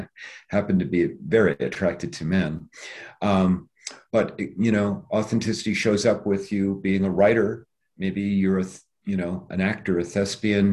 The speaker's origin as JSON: {"language": "English", "region": "Iowa", "country": "United States", "tie": "born or raised there", "also_born_or_lived": "Cedar Rapids", "moved": "yes", "said": "I had this incredibly charmed life growing up in Iowa"}